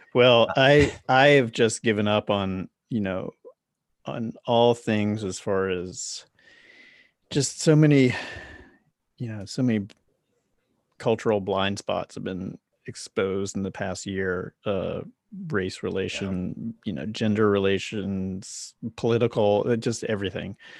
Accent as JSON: {"language": "English", "town": "Charlotte", "region": "North Carolina", "country": "United States", "tie": "born or raised there", "also_born_or_lived": "New York", "moved": "as an adult", "lives_now": "Los Angeles, United States", "said": "I lived in New York for 10 years and then I grew up in Charlotte, North Carolina."}